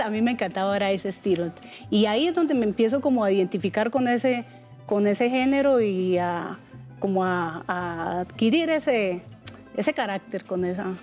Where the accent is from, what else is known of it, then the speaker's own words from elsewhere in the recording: Otanche, Boyacá, Colombia; yo soy de Otanche, Boyacá. Sí. Y en el campo, pues yo era, eh, soy campesina.